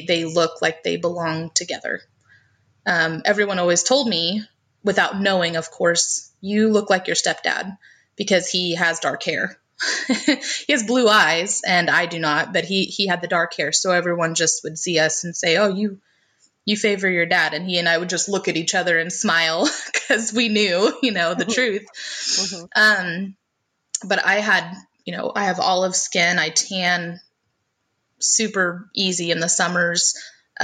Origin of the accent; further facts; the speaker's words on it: Missouri, United States; also born or lived in Tennessee; I was actually raised in Missouri.